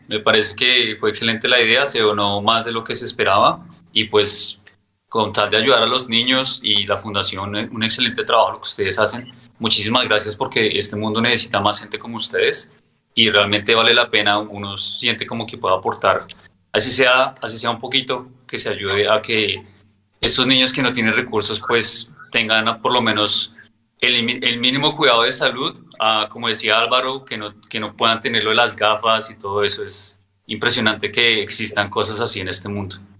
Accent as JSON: {"language": "Spanish", "region": "Bogotá", "country": "Colombia", "moved": "as an adult", "lives_now": "United States", "said": "yo vivo en Estados Unidos desde hace 17 años. Soy de Bogotá."}